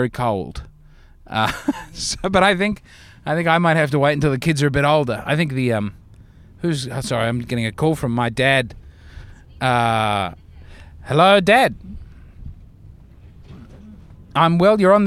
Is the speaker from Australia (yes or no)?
yes; Australia; moved away as an adult; now in New York, United States; I'm from Australia